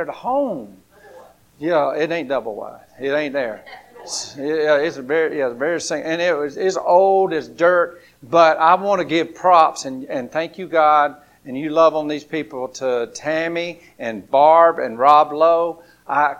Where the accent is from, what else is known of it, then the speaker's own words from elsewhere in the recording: Grady, Alabama, United States; growing up in Grady, Alabama